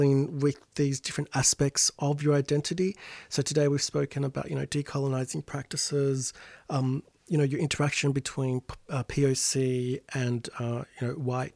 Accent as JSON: {"language": "English", "town": "Sydney", "region": "New South Wales", "country": "Australia", "said": "my folks' place, you know, in real suburbia, Sydney"}